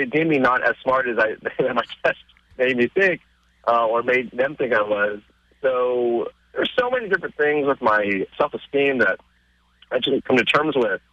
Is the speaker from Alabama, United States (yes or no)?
no; Dallas, Texas, United States; English is a second language; moved away; I grew up in Dallas, which is not as southern as everyone thinks.